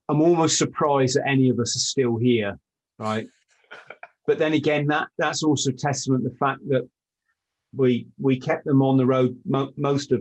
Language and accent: English; the Southwest, South West England, United Kingdom; I grew up in the Southwest, like in the sticks